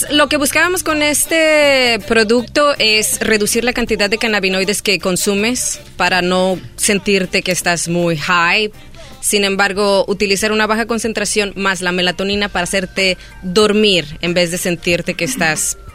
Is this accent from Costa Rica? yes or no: no; Guadalajara, Jalisco, Mexico; moved away as an adult; now in Los Angeles, United States; Nacida, criada en Guadalajara y vine aquí aproximadamente hace 10 años.